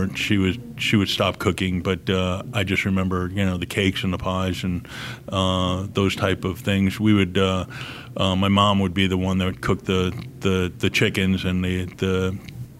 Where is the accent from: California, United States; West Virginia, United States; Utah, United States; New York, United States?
New York, United States; moved away; growing up in New York, we were living in a two-story home